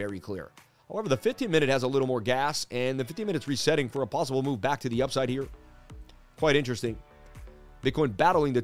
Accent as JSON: {"language": "English", "region": "New York", "country": "United States", "tie": "born or raised there", "said": "I grew up in New York"}